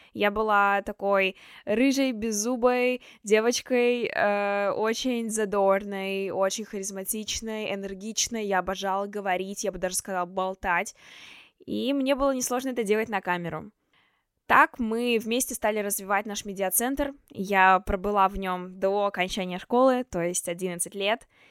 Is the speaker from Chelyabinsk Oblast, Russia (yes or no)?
yes; Chelyabinsk, Chelyabinsk Oblast, Russia; moved away as an adult; now in Moscow, Russia; Я из Челябинска, но уже год живу и учусь в Москве на журналистике в Вышке